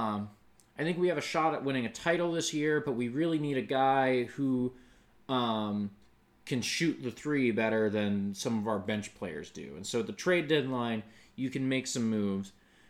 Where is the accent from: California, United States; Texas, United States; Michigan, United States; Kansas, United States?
Kansas, United States; now in Dallas, United States; I grew up in Kansas.